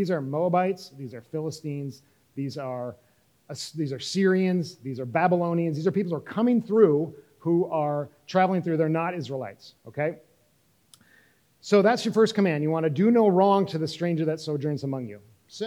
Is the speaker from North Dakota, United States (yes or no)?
yes; North Dakota, United States; moved away as an adult; also born or lived in Central Asia; I grew up in North Dakota